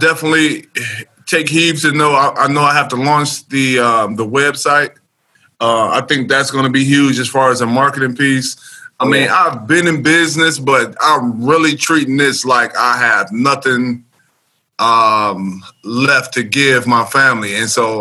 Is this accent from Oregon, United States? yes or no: no; Cleveland, Ohio, United States; I'm born and raised in Cleveland, Ohio